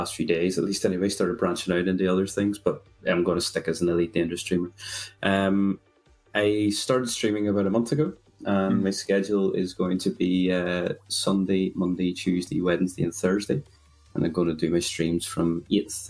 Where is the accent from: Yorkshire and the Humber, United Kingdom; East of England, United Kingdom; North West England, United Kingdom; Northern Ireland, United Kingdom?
Northern Ireland, United Kingdom; Belfast; for anyone who has realized where my accent's from, I'm from a lovely place called Belfast